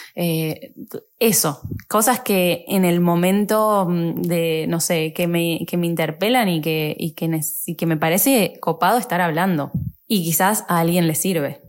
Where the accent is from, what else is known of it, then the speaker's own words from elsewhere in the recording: Argentina; moved away as an adult; also born or lived in Paris, France / Germany / Italy; me volví a Argentina